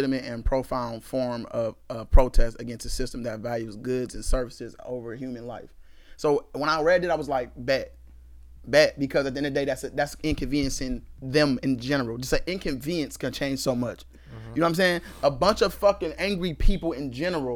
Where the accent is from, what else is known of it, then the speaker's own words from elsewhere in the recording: Cleveland, Ohio, United States; We're from Cleveland, Ohio